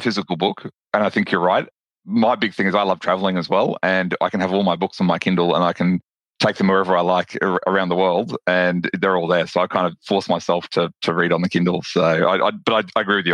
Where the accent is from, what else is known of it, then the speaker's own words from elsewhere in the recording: Brisbane, Queensland, Australia; you can probably tell from my accent that I'm from Australia. I'm from um, a, t- a city called Brisbane in Australia